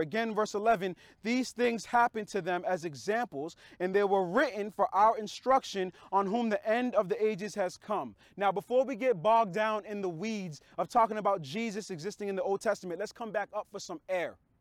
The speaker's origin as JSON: {"language": "English", "country": "United States", "said": "we're American"}